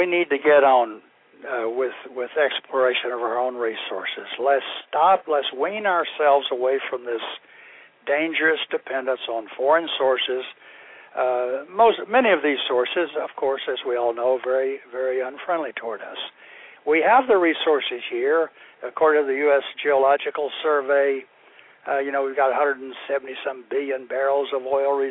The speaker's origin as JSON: {"language": "English", "region": "Florida", "country": "United States", "said": "in Florida, my home state, was in Tallahassee"}